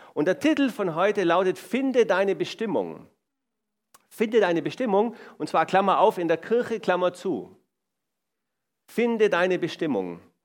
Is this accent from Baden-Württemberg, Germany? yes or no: yes; Swabia, Baden-Württemberg, Germany; ich komme aus dem Schwaberländle